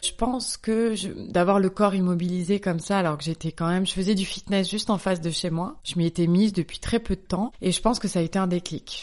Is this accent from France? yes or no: yes; Bordeaux, Nouvelle-Aquitaine, France; moved away as an adult; now in Paris, France; Je suis bordelaise, mais à Paris depuis une bonne douzaine d'années